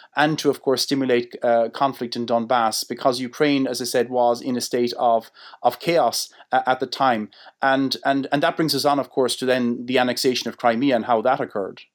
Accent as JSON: {"language": "English", "country": "Ireland", "said": "as Irish people"}